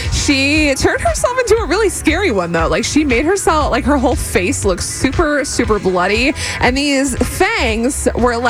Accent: Florida, United States; I'm from Florida

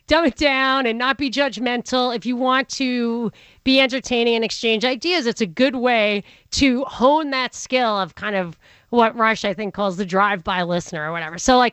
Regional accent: Rockland County, New York, United States; I'm from Rockland County, which is the blue-collar suburb on the other side of the river

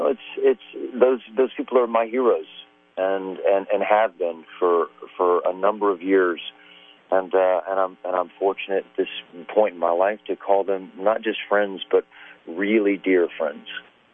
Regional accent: Atlanta, Georgia, United States; moved away as an adult; now in Los Angeles, United States; There's so many craftsmen that are in Atlanta in the film business now, and it's really cool to see that kind of economy grow in my hometown.

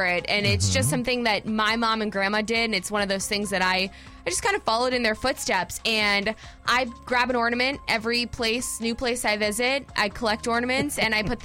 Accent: Florida, United States; We, you know, spent a lot of time at Disney growing up in Florida

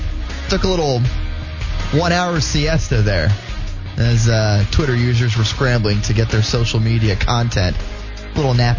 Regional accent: Florida, United States; growing up in Florida and going to school in Florida

